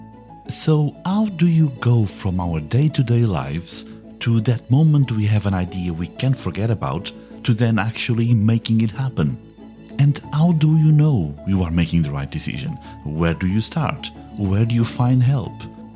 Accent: Portugal; now in England, United Kingdom; I live in England, but I was born in Portugal

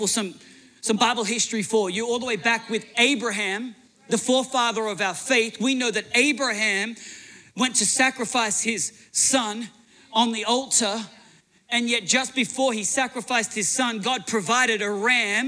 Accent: Australia; moved away as an adult; now in United States; I'm Australian, and now I'm an American citizen.

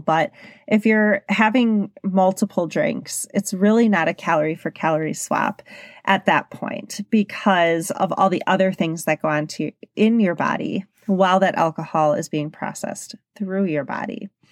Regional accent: Milwaukee, Wisconsin, United States; I'm from Milwaukee, Wisconsin, and it's a big drinking s-, city.

